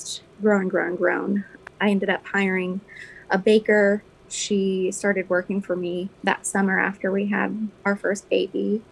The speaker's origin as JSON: {"language": "English", "town": "Versailles", "region": "Kentucky", "country": "United States", "tie": "born or raised there", "also_born_or_lived": "Lexington, Kentucky", "said": "I was born and raised in Versailles, Kentucky, on a farm."}